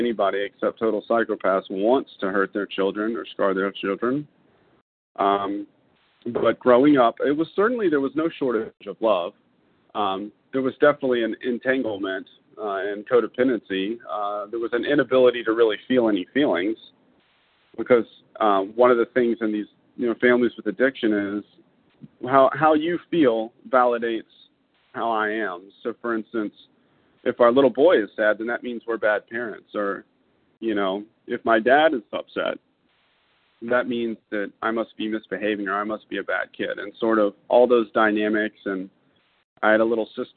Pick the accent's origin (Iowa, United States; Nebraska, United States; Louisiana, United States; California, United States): Louisiana, United States; Baton Rouge; I was born in 1982 in Baton Rouge, Louisiana, to two beautiful people.